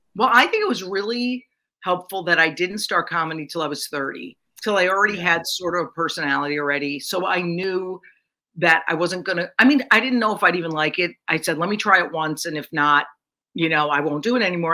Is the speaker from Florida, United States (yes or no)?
no; Connecticut, United States; moved away as an adult; also born or lived in Mount Kisco, New York; I grew up in Connecticut